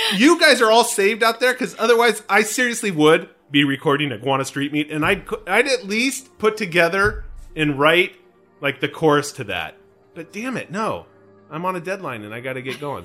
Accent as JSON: {"language": "English", "region": "California", "country": "United States", "said": "I'm a Californian."}